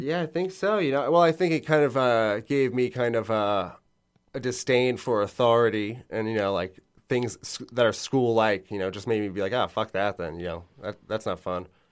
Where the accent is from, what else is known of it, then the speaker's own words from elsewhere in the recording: Long Island, New York, United States; moved away as an adult; now in Bushwick, New York City, United States; I'm from Long Island